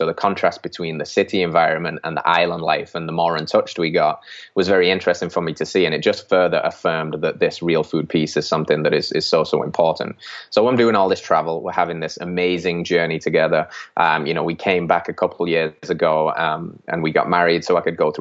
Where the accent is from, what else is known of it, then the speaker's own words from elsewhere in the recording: England, United Kingdom; moved away as an adult; I originally from England in the UK